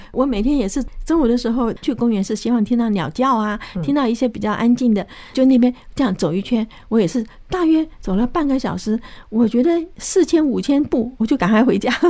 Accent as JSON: {"language": "Chinese", "country": "China", "said": "我觉得这个好像我们中国人现在非常的注重健康哈。"}